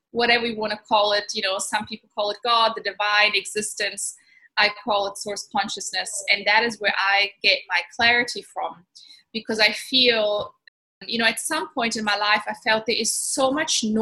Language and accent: English; Italy; also born or lived in Germany / Switzerland / Cape Town, South Africa; I'm originally German. I grew up in Italy and went to Swiss boarding school, studied internationally, worked internationally, and then eventually settled in in South Africa in Cape Town for 16 years